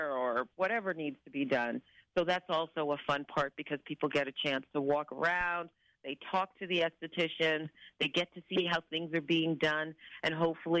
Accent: New York City, New York, United States; now in Vancouver, Canada; I'm originally from New York City, when I moved here

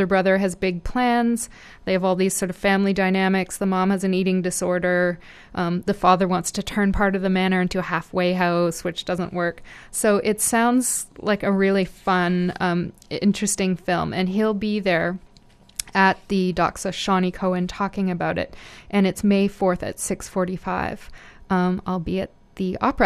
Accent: Guelph, Ontario, Canada; where I'm from. So I grew up in Guelph.

